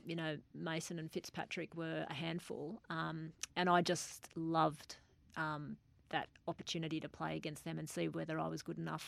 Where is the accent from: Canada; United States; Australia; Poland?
Australia; I'm Australian from head to toe